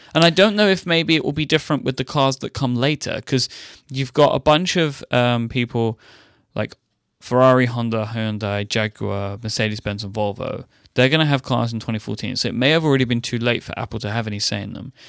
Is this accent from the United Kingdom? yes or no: yes; London, United Kingdom; I grew up in a large city